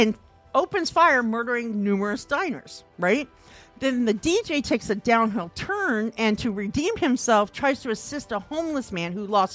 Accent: Midwest, United States; now in Portland, United States; I'm from the Midwest

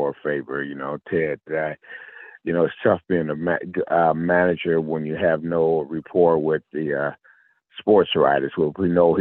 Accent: Decatur, Illinois, United States; also born or lived in Memphis, Tennessee; I grew up in a little small town in Illinois.

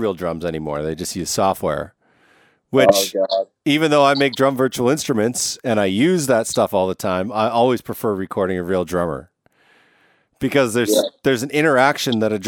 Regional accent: Canada; I'm Canadian.

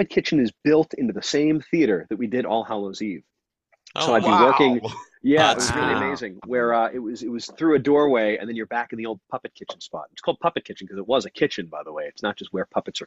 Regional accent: Long Island, New York, United States

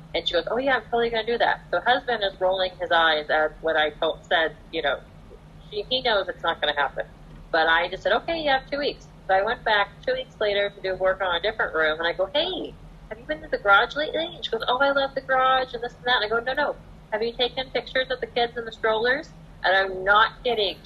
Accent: Orange County, California, United States; I grew up here in Orange County. I've lived here my whole life

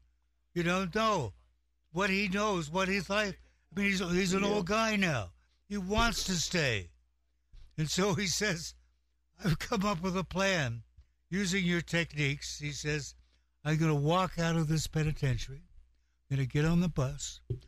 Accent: Walla Walla, Washington, United States; the state where I'm from, and he actually winds up in my hometown, Walla Walla, Washington

